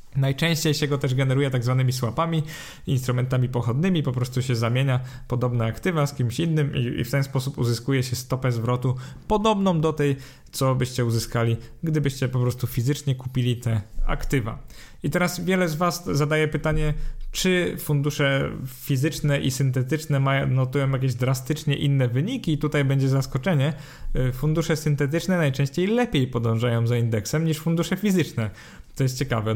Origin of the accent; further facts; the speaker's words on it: Poland; z perspektywy Polaka